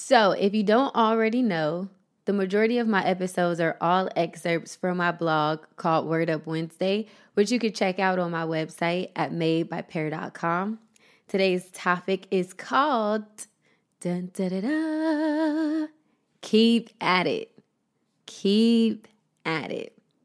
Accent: Columbus, Ohio, United States; moved away as an adult; also born or lived in Las Vegas, Nevada / Los Angeles; my hometown of Columbus, Ohio

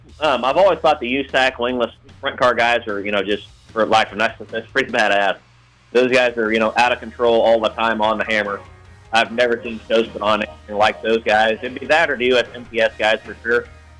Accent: Hutchinson, Kansas, United States; born or raised there

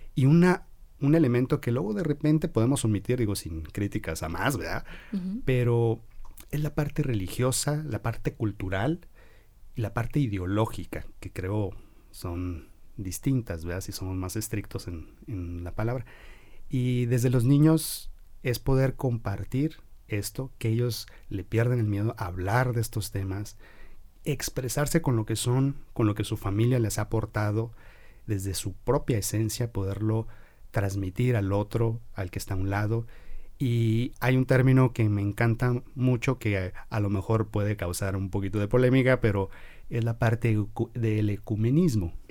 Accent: Guadalajara, Jalisco, Mexico; la mayor parte de mi formación fue en Guadalajara, como buen tapatío

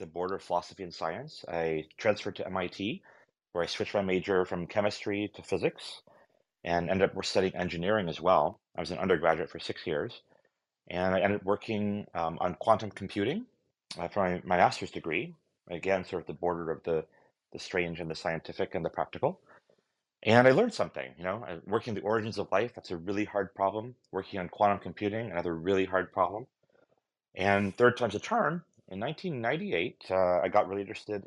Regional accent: suburb of Dallas, North Texas, United States; I grew up in North Texas, in a suburb of Dallas

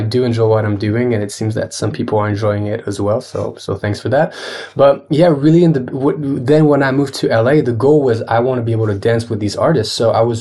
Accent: Geneva, Switzerland; now in Paris, France; I grew up in Geneva

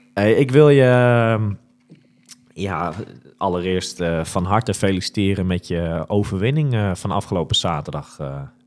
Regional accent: Netherlands; wij als Nederlanders

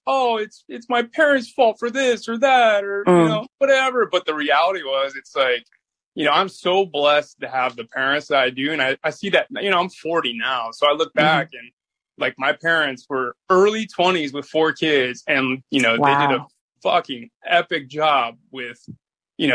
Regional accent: Boca Raton, Florida, United States; also born or lived in Clearwater Beach, Florida; So grew up in Boca Raton, Delray Beach area

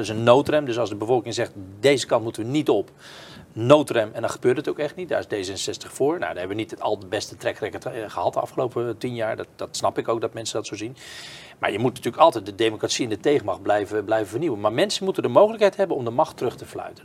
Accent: Kloetinge, Zeeland, Netherlands; Ik ben opgegroeid in Kloetingen, een heel klein dorpje in de buurt van Goes

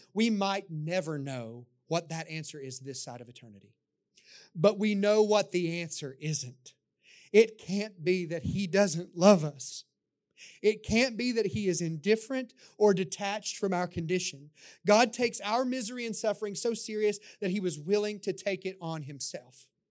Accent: the Bible Belt, United States; my time growing up in the Bible Belt

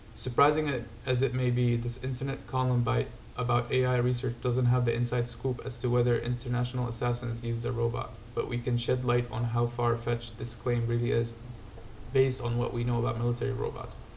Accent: Syria; moved away; I grew up in Syria

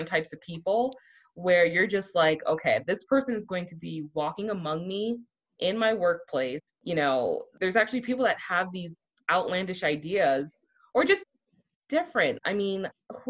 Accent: Miami, Florida, United States; I grew up in Miami, where we had this really, you know, mix of people

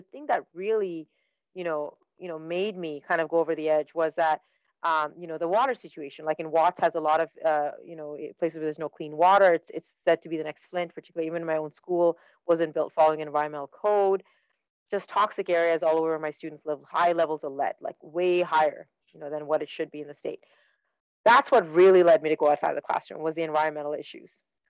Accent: Dubai, United Arab Emirates; born there; moved away; also born or lived in Saskatchewan, Canada; I'm Sri Lankan by heritage. I was born in Dubai. Wow. You know, never really lived in Sri Lanka, but born in Dubai and then immigrated to Canada with my family. I immigrated to a province called Saskatchewan

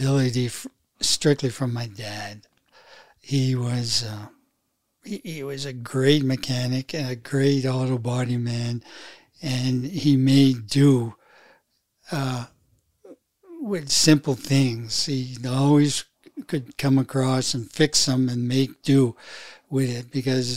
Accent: Fort Kent, Maine, United States; also born or lived in Hartford, Connecticut; we moved into a town called Fort Kent, which is a community town of about 5,000. And there is where I grew up

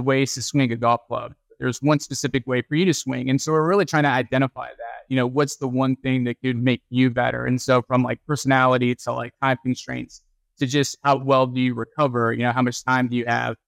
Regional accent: Texas, United States; moved away as an adult; now in North Carolina, United States; I grew up in Texas, and Texas, if you don't play football, something's wrong with you

